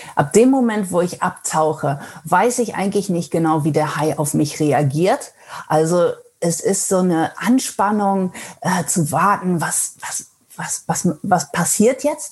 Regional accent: Netherlands; first language German and Dutch; moved away as an adult; now in Gothenburg, Sweden; ich bin eigentlich gebürtig aus Holland

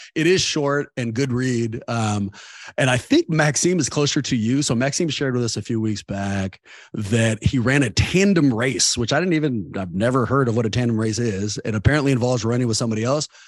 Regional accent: Oakland, California, United States; I grew up in Oakland

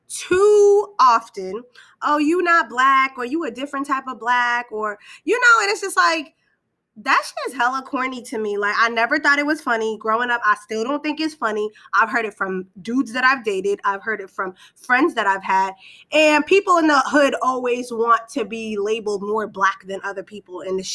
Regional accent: Boston, Massachusetts, United States; born and raised in Boston, when I was about 10, I moved to a different city.

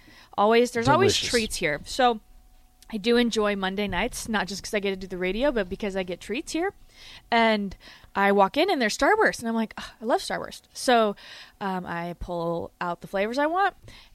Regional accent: South Dakota, United States; now in Nebraska, United States; so I'm from South Dakota

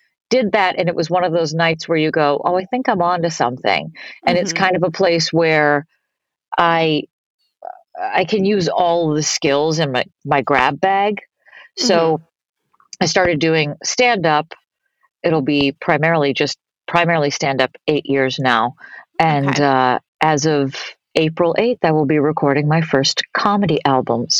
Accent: Boston, Massachusetts, United States; moved away as an adult; also born or lived in New York City; I grew up in Boston, Massachusetts, doing musicals and comedy.

